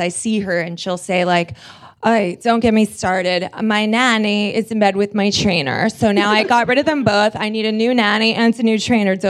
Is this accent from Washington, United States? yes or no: no; New York City, New York, United States; I grew up in New York City in the 70s